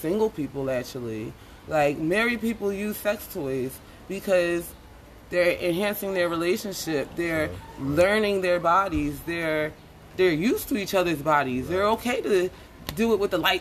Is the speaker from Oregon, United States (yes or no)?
no; Philadelphia, Pennsylvania, United States; I'm from Philadelphia